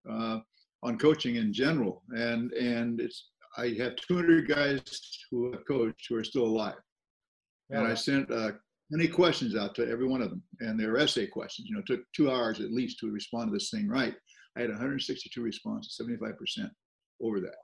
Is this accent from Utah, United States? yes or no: no; Southern California, United States; I'm a farm boy, and my folks didn't play at all. From Southern California